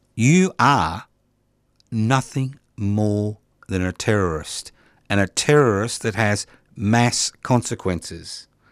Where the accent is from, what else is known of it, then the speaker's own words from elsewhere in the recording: Australia; being an Australian